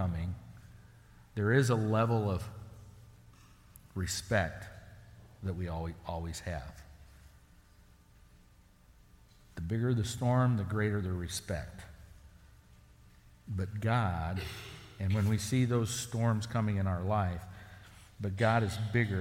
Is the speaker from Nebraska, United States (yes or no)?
yes; the Sandhills, Nebraska, United States; growing up in the Sandhills, I worked for ranchers